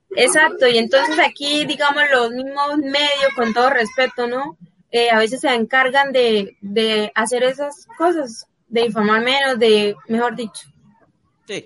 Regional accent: San Pablo, Bolívar, Colombia; now in Bucaramanga, Colombia; mi pueblo, San Pablo Bolívar, también todas esas personas que, que me conocen desde pequeña

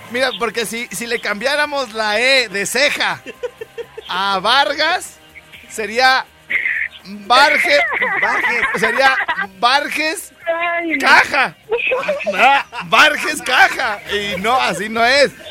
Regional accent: Jiquilpan, Michoacán, Mexico; Soy de Jiquilpan. De Jiquilpan

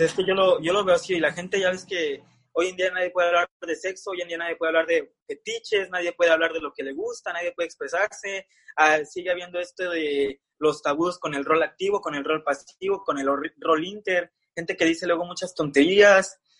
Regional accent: Mexico City, Mexico; Soy de Ciudad de México.

